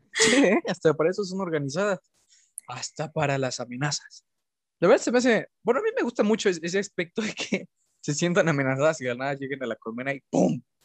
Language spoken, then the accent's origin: Spanish; Orizaba, Veracruz, Mexico; moved away; cuando era pequeño, yo vivía en Orizaba